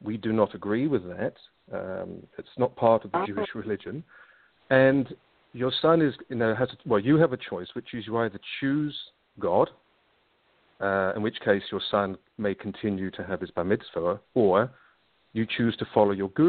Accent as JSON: {"language": "English", "region": "London", "country": "United Kingdom", "tie": "born or raised there", "also_born_or_lived": "Israel", "accent": "slight English accent", "moved": "as an adult", "lives_now": "New Zealand", "said": "I'm originally from London. And as it says in the bio, yes, I had a very interesting upbringing"}